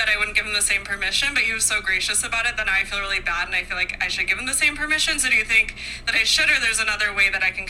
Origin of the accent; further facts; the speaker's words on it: Minnesota, United States; from Minnesota.